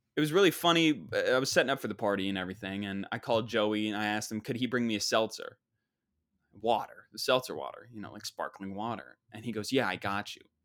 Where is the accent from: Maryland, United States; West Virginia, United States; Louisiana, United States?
West Virginia, United States; Parkersburg; moved away as an adult; now in New York, United States; I grew up Parkersburg, West Virginia